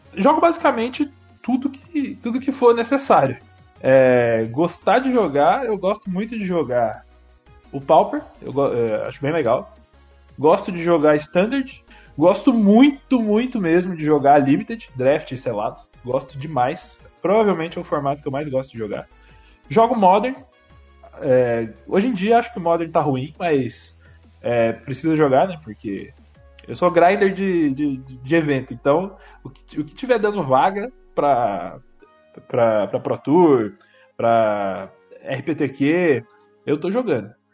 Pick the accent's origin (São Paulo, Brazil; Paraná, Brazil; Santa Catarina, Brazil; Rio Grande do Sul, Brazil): São Paulo, Brazil; Aparecida; eu sou de Aparecida, Vale do Paraíba, né? interior de São Paulo